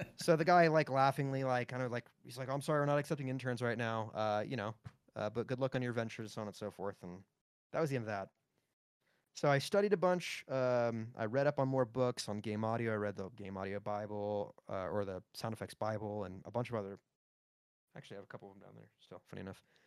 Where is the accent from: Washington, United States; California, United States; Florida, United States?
Florida, United States; Pembroke Pines; moved away; I grew up in F, in Pembroke Pines, Florida. It's just north of Miami